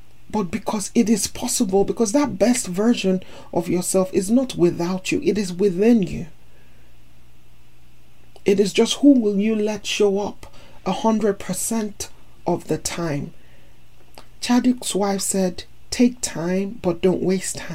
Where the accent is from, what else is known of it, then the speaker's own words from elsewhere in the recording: Nigeria; also born or lived in United States; As Nigerian and American